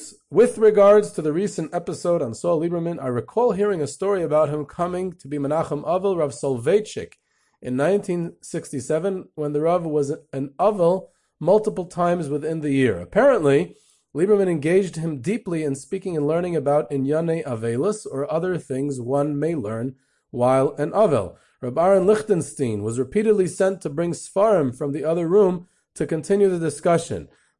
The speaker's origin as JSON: {"language": "English", "town": "Cleveland", "region": "Ohio", "country": "United States", "said": "I'm from Cleveland, and I'm a very disappointed Indians fan, so the following story is very close to my heart."}